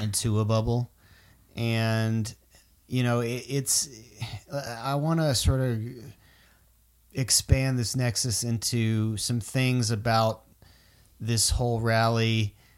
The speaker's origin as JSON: {"language": "English", "region": "Florida", "country": "United States", "said": "I'm from Florida"}